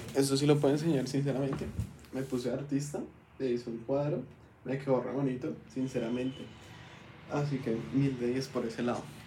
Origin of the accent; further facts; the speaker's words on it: Bogotá, Colombia; Yo, yo soy rolo completamente